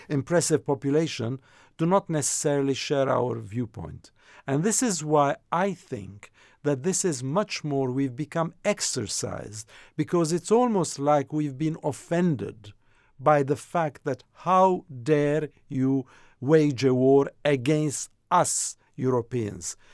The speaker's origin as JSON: {"language": "English", "country": "France", "tie": "born or raised there", "also_born_or_lived": "Jordan", "said": "I come from Jordan, so I have that umbilical cord with the country, even though I grew up in France, as you know. So I was a kid when I left the region"}